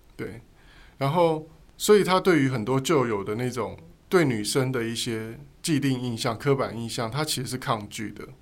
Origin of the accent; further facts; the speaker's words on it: Donggang, Pingtung County, Taiwan; 从我们长大的地方，比如说你从，嗯，从东港好了，渔村